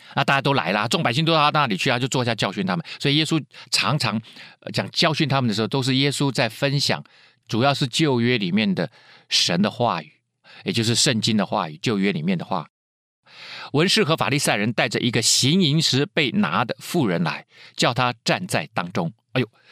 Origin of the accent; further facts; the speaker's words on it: Taiwan; 就像以前我们台湾人是在日本人的统治之下